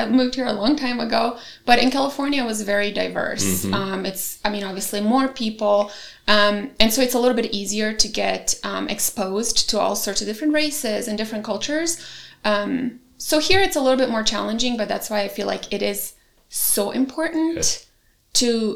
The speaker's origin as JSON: {"language": "English", "country": "Bosnia & Herzegovina", "tie": "born or raised there", "also_born_or_lived": "Germany / Croatia", "moved": "yes", "lives_now": "United States", "said": "I was born in Bosnia"}